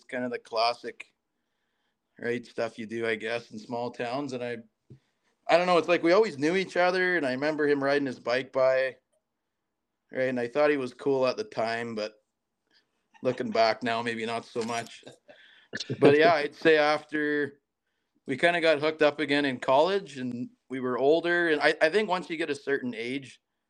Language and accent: English; Cardston, Alberta, Canada; born or raised there